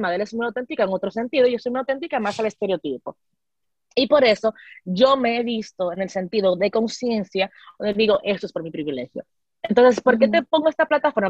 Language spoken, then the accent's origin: Spanish; Dominican Republic; nuestra experiencia como mujeres dominicanas doctales